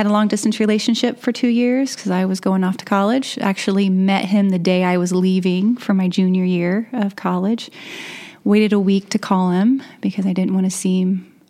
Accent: Warsaw, Indiana, United States; also born or lived in Columbia City, Indiana; I grew up in Warsaw, Indiana, and Pearston, and then Warsaw. I graduated from Warsaw High School. I moved to Columbia City when I was a freshman in college.

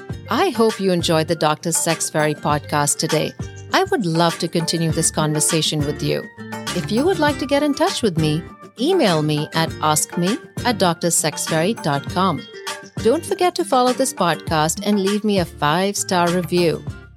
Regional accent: India; now in United States; I was born in India, the land of the Kama Sutra.

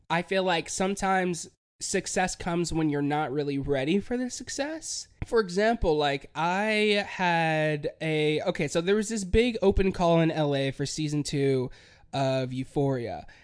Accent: Hickory, North Carolina, United States; moved away as an adult; I'm from Hickory, and I always, you know, I grew up there

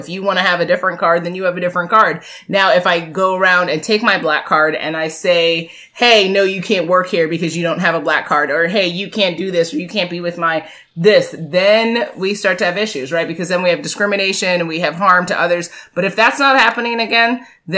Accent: United States; We both are born and raised in America

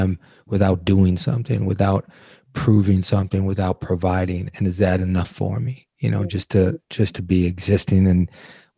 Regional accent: Detroit, Michigan, United States; growing up in Detroit

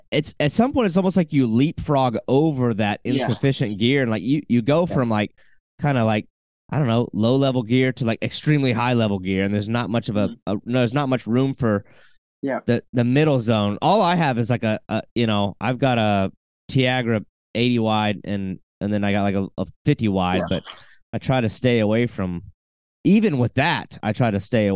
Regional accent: South Carolina, United States; also born or lived in Arkansas; now in Florida, United States; I grew up around the coast in South Carolina

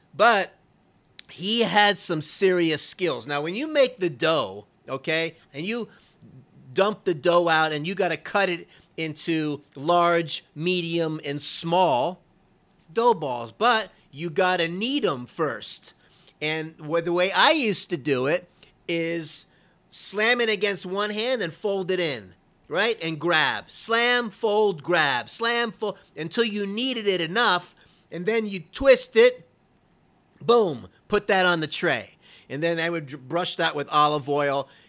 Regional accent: Fort Lauderdale, Florida, United States; when I was a kid growing up in Florida, this is around Fort Lauderdale area

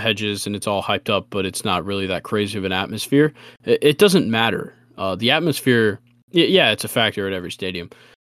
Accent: Georgia, United States; in both of us growing up in Georgia, not being Georgia fans

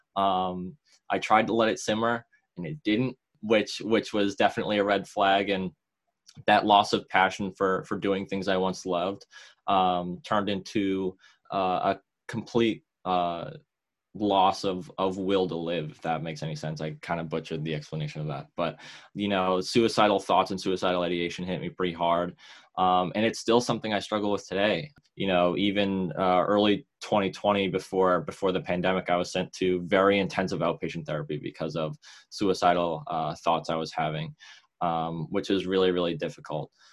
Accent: Woburn, Massachusetts, United States; I'm from Woburn, Massachusetts.

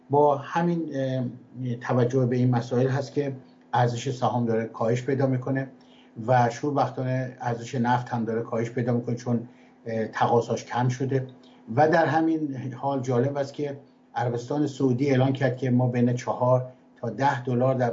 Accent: Iran; moved away as an adult; من در ایران متولد شدم و در ایران تحصیلات کردم از دانشکده دندوپزشکی دانشگاه ملی ایران فارغ التحصیل شدم

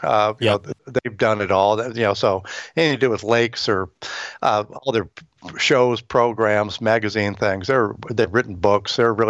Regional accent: Sunnyvale, California, United States; I grew up in California in Sunnyvale, right in the middle of Silicon Valley these days.

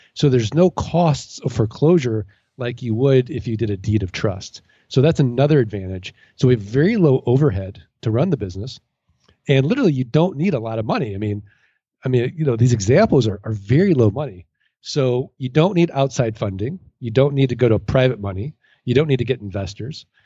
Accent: St. Louis, Missouri, United States; now in Arizona, United States; I'm from Saint Louis, Missouri. I'm from the Show Me State

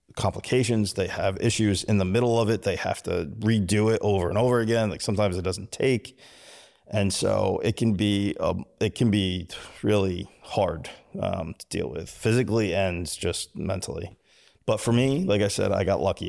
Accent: United States; I'm American.

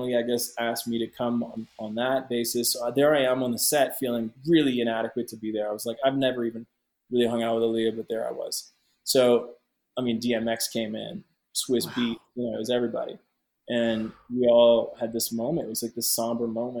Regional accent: Ottawa, Ontario, Canada; moved away; my hometown in Canada, Ottawa

